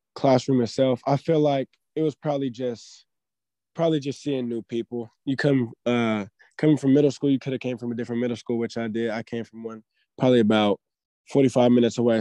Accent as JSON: {"language": "English", "town": "Daly City", "region": "California", "country": "United States", "tie": "born or raised there", "moved": "yes", "lives_now": "Sacramento, United States", "said": "I grew up in the Bay. I grew up in Daly City"}